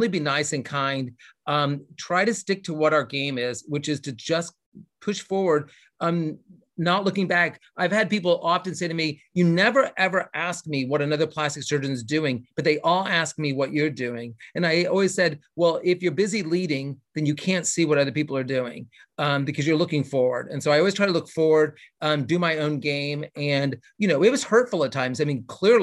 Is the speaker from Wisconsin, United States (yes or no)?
no; Indiana, United States; also born or lived in Los Angeles, California; now in Louisville, United States; I'm from Indiana, so it's right next door